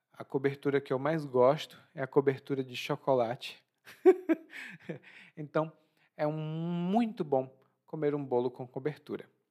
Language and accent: Portuguese; Ceará, Brazil; now in Bahia, Brazil; Lá no meu estado, no Ceará